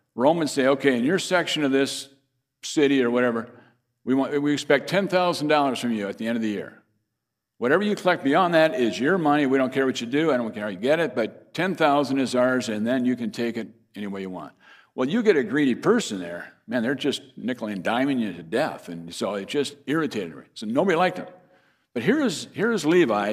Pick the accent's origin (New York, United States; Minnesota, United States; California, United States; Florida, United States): Minnesota, United States; Fairmont; my hometown is Fairmont, Minnesota